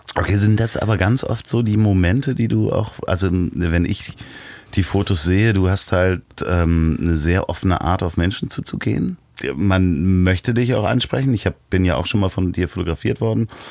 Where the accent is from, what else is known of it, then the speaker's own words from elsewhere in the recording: Berlin, Germany; ich versuche das jetzt mal als Berliner